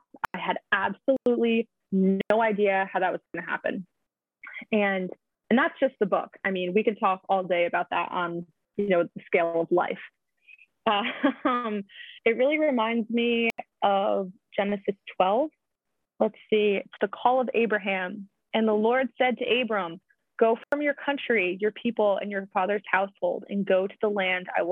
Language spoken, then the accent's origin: English; Bergen County, New Jersey, United States; moved away as an adult; now in Boston area, United States; I grew up outside of New York City.